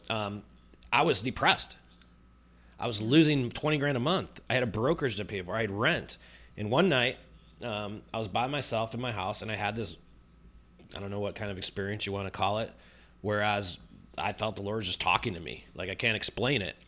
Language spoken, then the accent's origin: English; Chicago, Illinois, United States; born and raised in Chicago